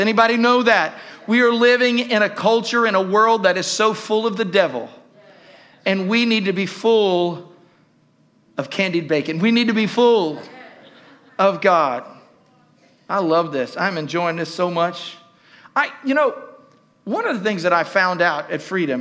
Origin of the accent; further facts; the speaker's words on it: Southern Ohio, United States; I grew up in Southern Ohio